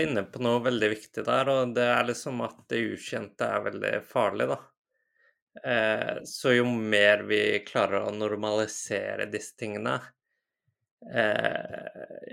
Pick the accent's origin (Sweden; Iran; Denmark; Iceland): Iceland; moved away as an adult; also born or lived in United Kingdom; now in Lørenskog, Norway; Jeg er fra Island eh, opprinnelig.